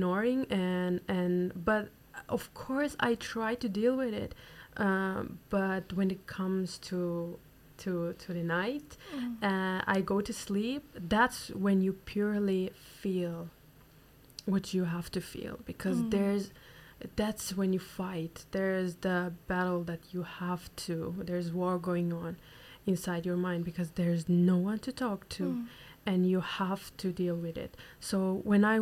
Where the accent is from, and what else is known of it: Turkey; born or raised there; moved away